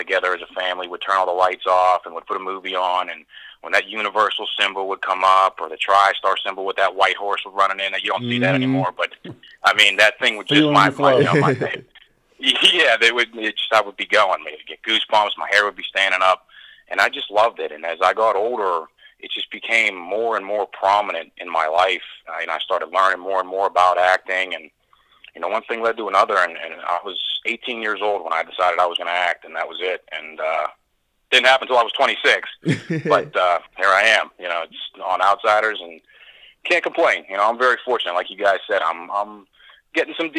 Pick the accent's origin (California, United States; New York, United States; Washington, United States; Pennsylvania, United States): Pennsylvania, United States; Pittsburgh; I grew up in Pittsburgh, born and raised